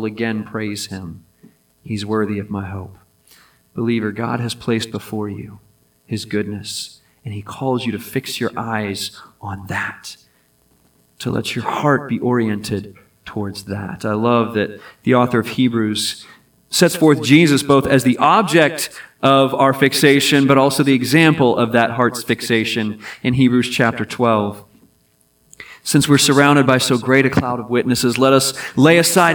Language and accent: English; Hampton Roads, Virginia, United States; also born or lived in Pittsburgh, Pennsylvania; I was born in Pittsburgh, but I grew up on the peninsula, Hampton Roads area of Virginia.